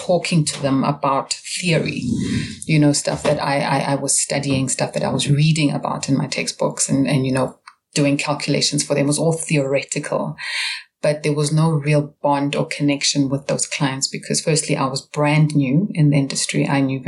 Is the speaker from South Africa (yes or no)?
yes; Pretoria, Gauteng, South Africa; now in Johannesburg, South Africa; I'm from Pretoria, originally, which is our capital city here in South Africa.